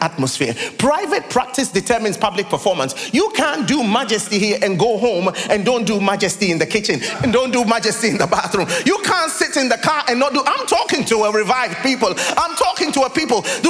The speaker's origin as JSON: {"language": "English", "country": "Ghana", "also_born_or_lived": "United Kingdom", "moved": "as an adult", "said": "I'm from Ghana"}